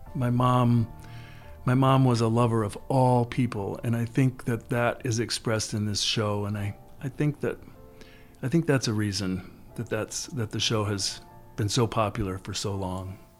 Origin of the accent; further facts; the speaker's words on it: Mankato, Minnesota, United States; I was raised in Mankato, Minnesota